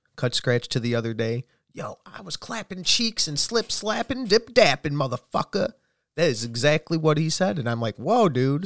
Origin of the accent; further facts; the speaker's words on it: United States; I'm American.